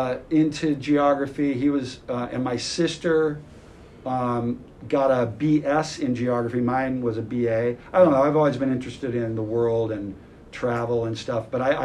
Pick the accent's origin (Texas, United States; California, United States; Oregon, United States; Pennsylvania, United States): California, United States; Central; my hometown in Central California, which is very agricultural